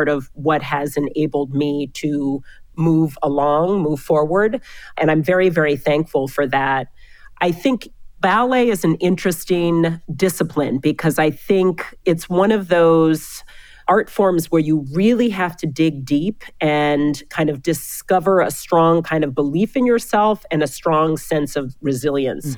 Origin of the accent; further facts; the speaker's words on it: Seattle, Washington, United States; moved away as an adult; also born or lived in Hamburg, Germany; now in New York City, United States; I am originally from Seattle. I'm a child of immigrants. My mother is Austrian. My father's Ugandan. Grew up for the most part in Seattle.